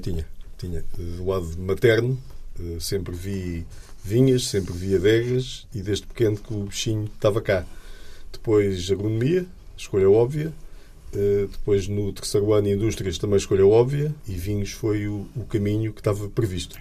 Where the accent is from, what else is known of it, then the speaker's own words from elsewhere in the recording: Portugal; nós, portugueses